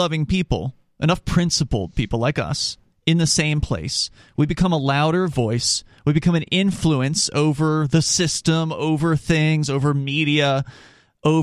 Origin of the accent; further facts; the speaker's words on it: the South, United States; now in New Hampshire, United States; I'm from the South